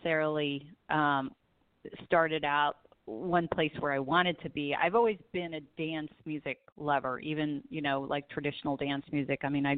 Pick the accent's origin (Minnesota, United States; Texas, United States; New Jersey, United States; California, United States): California, United States; Southern; I grew up in Southern California, so I am definitely a beach girl.